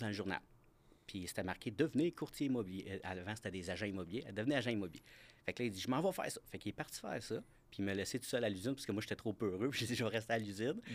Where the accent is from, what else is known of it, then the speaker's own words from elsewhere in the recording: Granby, Quebec, Canada; je viens de la région de Granby